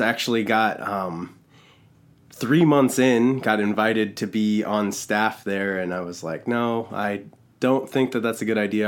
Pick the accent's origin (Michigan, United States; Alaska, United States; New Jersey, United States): Alaska, United States; Valdez; also born or lived in Los Angeles, California; I was born in L A, and we moved from L A to Valdez, Alaska, when I was, I was only three years old